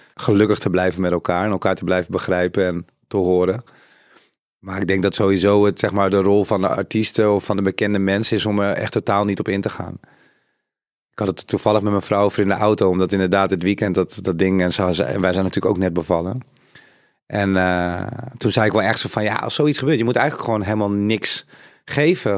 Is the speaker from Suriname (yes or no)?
yes; Suriname; Zuid-Amerikaans, ik kom van Suriname.